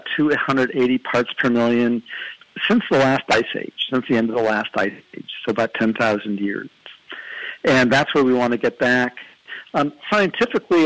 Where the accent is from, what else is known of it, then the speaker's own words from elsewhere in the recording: East Coast, United States; I grew up on the East Coast